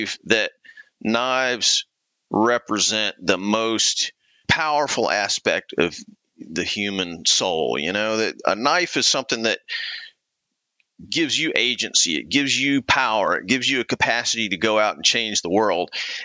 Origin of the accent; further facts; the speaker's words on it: Clemson, South Carolina, United States; I grew up mostly in Clemson, South Carolina. My dad was a college professor, when I was early in my childhood, and so he taught at Clemson, we traipsed around to various colleges over the years, but mostly Clemson.